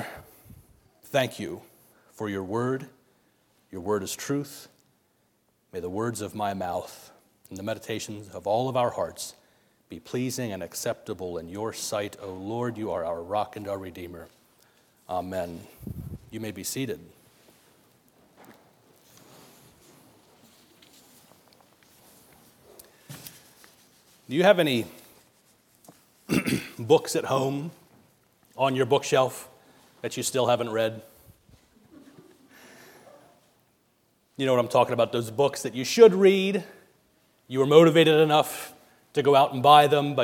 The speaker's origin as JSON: {"language": "English", "area": "Lancaster County", "region": "Pennsylvania", "country": "United States", "also_born_or_lived": "Pittsburgh, Pennsylvania", "moved": "yes", "said": "I'm originally from Lancaster County, so this, what we're surrounded by here, seems like home to me"}